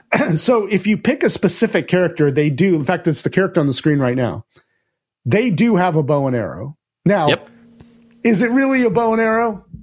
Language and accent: English; United States; Well, I mean, I'm American, so I want, like, I want guns and, like, grenades and all sorts of stuff